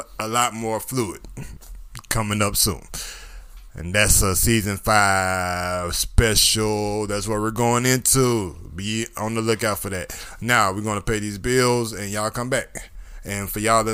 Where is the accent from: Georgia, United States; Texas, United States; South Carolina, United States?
Georgia, United States; I'm from Georgia